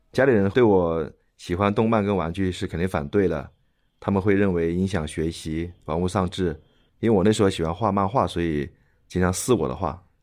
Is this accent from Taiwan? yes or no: no; Jiangsu, China; also born or lived in Shanghai; now in Guangzhou, China; 我是在上海出生的，然后小学跟初中是在江苏长大